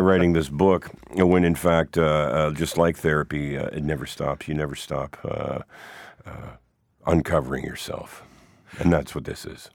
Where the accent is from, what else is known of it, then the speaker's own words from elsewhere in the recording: Hamilton, Ontario, Canada; as a kid growing up in Hamilton at that time